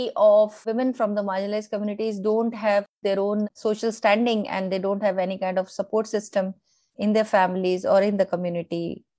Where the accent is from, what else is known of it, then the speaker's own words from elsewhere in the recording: Gujarat, India; also born or lived in Uttar Pradesh; my father, who was a government officer, he moved to Gujarat, and that's how we settled down in Gujarat.